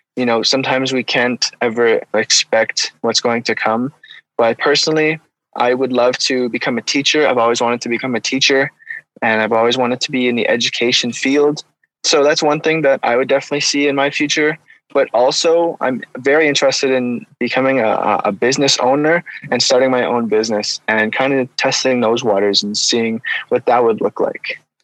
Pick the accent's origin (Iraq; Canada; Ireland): Canada; Ottawa, Ontario; I was born and raised in Ottawa, Ontario